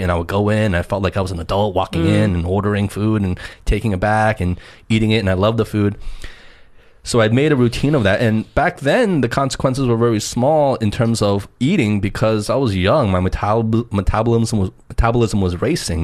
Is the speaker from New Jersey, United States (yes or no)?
yes; New Jersey, United States; growing up in New Jersey